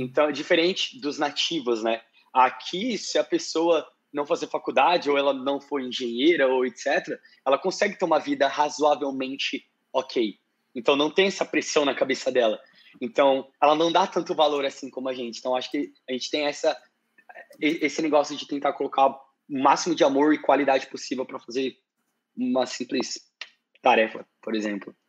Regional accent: Brazil; moved away; tenho tantos anos, sou do Brasil

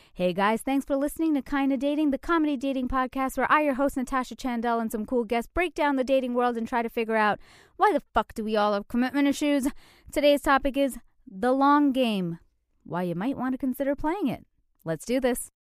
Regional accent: Canada; moved away as an adult; now in New York, United States; I'm Canadian, and when I first moved here

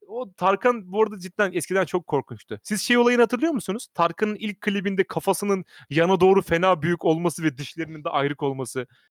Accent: Sivas Province, Turkey; sivaslı olduğumuz için

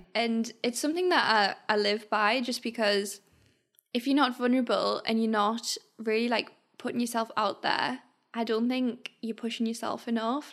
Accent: Sunderland, North East England, United Kingdom; we're from Sunderland

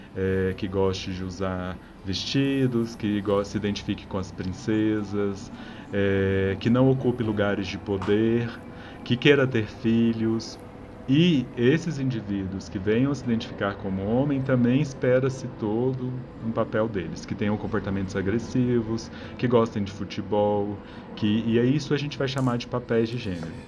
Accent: Minas Gerais, Brazil; Como bom mineiro que eu sou

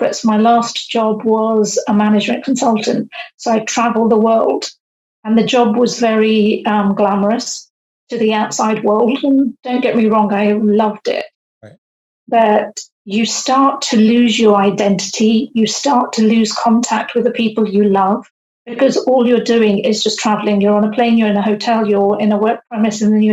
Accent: United Kingdom; also born or lived in India; living in the UK. So we moved to the UK, I was age 6. And so all of my upbringing and everything I have known has been UK based

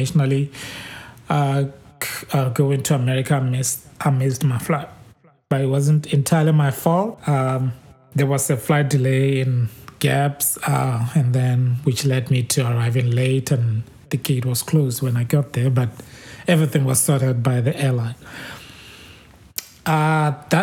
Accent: Botswana; moved away as an adult; now in United States; I'm from Botswana and now I live in the US

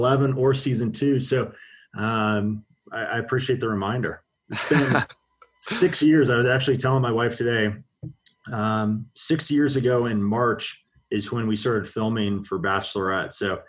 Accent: Colorado, United States; I'm probably the worst Colorado native

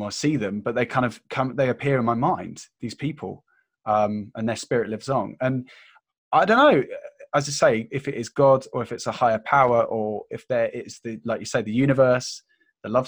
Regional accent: United Kingdom; being British

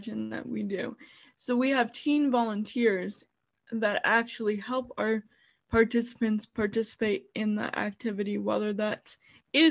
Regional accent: Parma, Ohio, United States; I was born and raised in Parma, Ohio

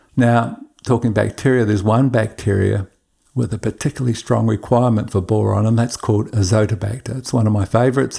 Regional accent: Queensland, Australia; In my home state of Queensland

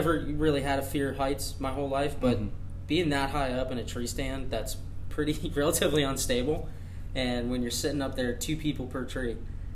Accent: New Jersey, United States; me growing up in New Jersey, I grew up on in the Appalachian Mountains

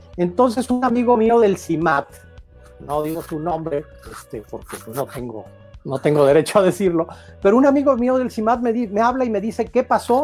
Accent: Guadalajara, Jalisco, Mexico; moved away as an adult; also born or lived in Mexico City; now in Guanajuato, Mexico; yo recuerdo desde mi infancia la participación de mis padres en, el PAN, primero en la Ciudad de México, luego en Guadalajara, donde vivimos

